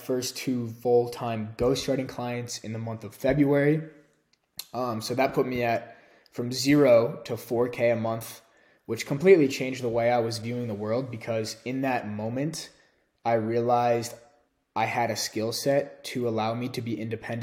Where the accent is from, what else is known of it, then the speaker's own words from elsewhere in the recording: Chicago, Illinois, United States; moved away as an adult; also born or lived in San Francisco / Argentina; now in Austin, United States; I left Illinois in the Chicago area for the first time in my entire life to go live on my own